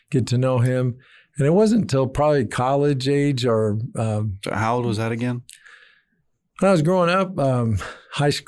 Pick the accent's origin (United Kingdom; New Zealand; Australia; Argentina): Argentina; moved away as an adult; also born or lived in Texas, United States; I was born in Texas, grew up in Argentina the, from the age of four to finishing high school.